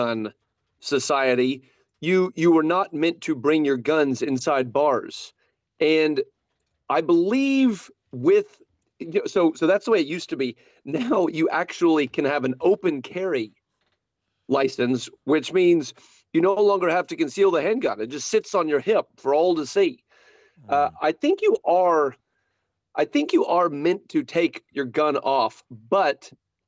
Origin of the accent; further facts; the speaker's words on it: Fort Worth, Texas, United States; my hometown Fort Worth, Texas